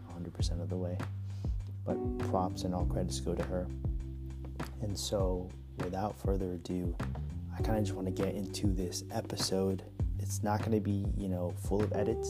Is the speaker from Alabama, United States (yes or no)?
no; Bay Area, California, United States; I grew up in the Bay Area here in California